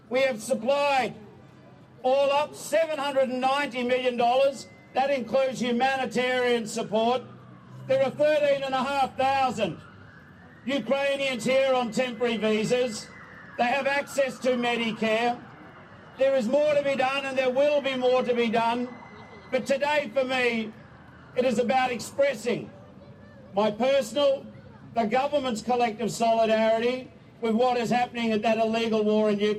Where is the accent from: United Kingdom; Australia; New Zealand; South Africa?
Australia; I am here both as a Australian and representing the government